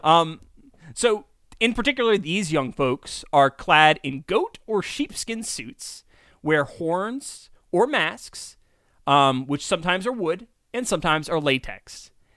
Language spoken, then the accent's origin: English; Kingston, New York, United States; we're from Kingston.